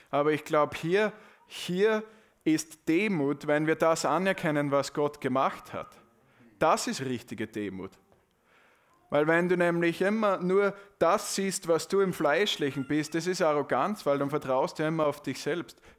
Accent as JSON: {"language": "German", "country": "Austria", "said": "Ja, aber, aber ich glaube, wir können das gar nicht richtig in den Mund nehmen als Österreicher."}